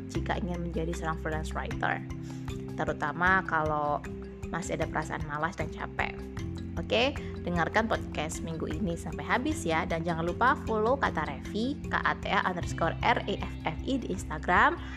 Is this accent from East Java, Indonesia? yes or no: yes; Sidoarjo, East Java, Indonesia; karena saya aslinya Sidoarjo dan sangat jauh.